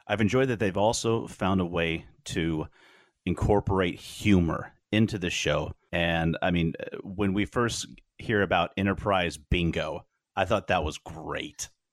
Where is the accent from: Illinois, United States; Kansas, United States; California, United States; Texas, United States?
Kansas, United States; Wichita; we were growing up in Wichita